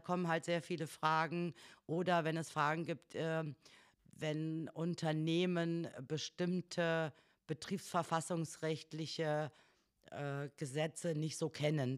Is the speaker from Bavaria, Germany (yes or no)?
no; North Hesse, Germany; moved away as an adult; also born or lived in Wolfenbüttel / Ibbenbüren; Ich komme aus Nordhessen